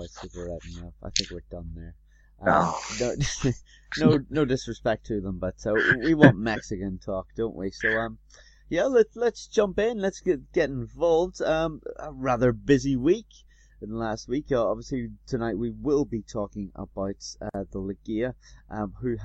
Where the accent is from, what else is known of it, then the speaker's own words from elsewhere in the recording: United Kingdom; now in London, United Kingdom; I'm being very British